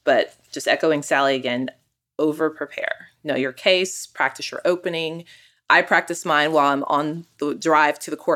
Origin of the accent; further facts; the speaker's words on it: Austin, Texas, United States; now in Dallas, United States; I'm also a family lawyer that practices in Dallas, and I'm originally from Austin.